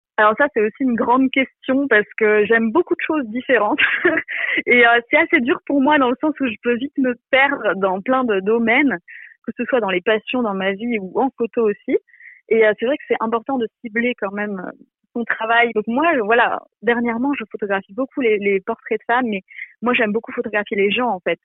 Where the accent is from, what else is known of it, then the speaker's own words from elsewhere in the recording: Belgium; moved away as an adult; now in Jura, France; je viens de Belgique, euh, j'ai voilà toute ma famille en Belgique